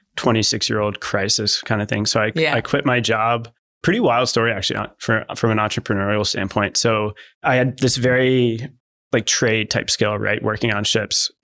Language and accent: English; Delaware, United States; accent: Yankee; now in San Diego, United States; I grew up in Delaware, which is really the middle of the United